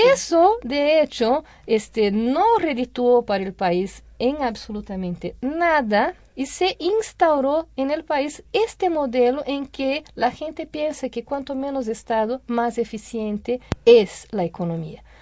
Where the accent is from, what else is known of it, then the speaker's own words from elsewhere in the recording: Brazil; Spanish is a second language; now in Mexico; como brasileña